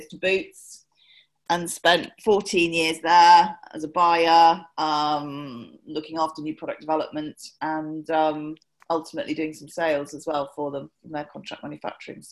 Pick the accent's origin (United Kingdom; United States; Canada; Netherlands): United Kingdom; Newbury, South East England; I was born in Newbury in Berkshire, and grew up.